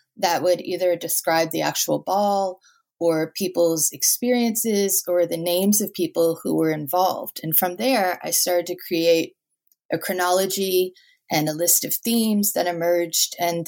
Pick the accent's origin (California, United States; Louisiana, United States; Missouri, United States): Louisiana, United States; New Orleans; moved away; Well, originally I'm from New Orleans, so I grew up dancing